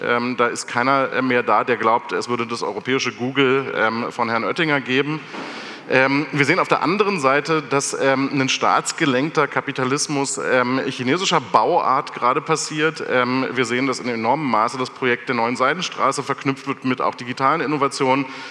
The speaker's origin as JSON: {"language": "German", "country": "Germany", "said": "Wir aber gerade als Deutsche"}